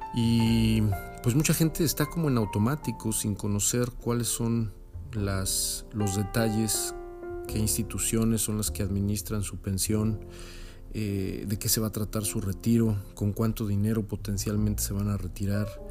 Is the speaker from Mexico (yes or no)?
yes; Mexico; now in California, United States; Yo vivo en California, pero soy mexicano